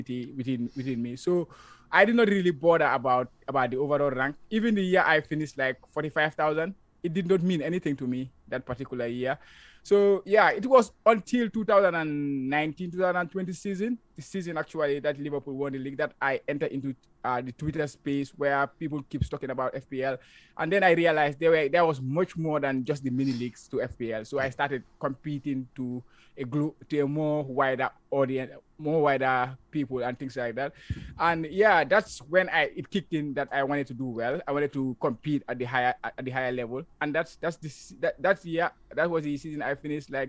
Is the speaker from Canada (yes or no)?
no; Gambia; moved away as an adult; now in Japan; I'm from the Gambia, now currently living in Japan. I came to Japan like 5 years ago